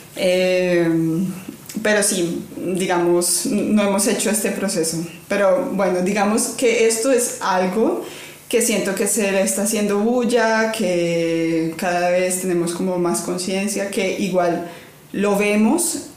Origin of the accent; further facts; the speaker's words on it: Cali, Valle del Cauca, Colombia; moved away; yo vengo de Cali, la capital de la salsa, en Colombia